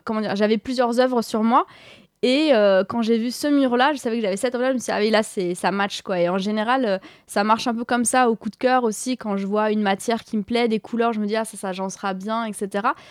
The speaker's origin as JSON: {"language": "French", "town": "Paris", "region": "Île-de-France", "country": "France", "tie": "born or raised there", "said": "j'ai grandi à Paris euh, ces dernières années"}